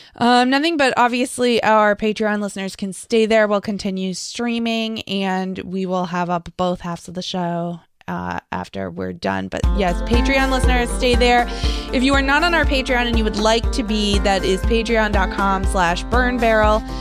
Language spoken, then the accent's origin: English; Lexington, United States; growing up in Lexington